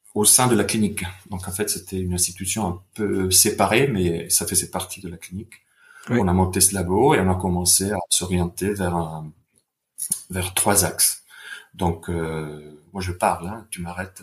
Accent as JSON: {"language": "French", "town": "Bergamo", "region": "Lombardy", "country": "Italy", "moved": "yes", "said": "je viens d'Italie, de Bergame"}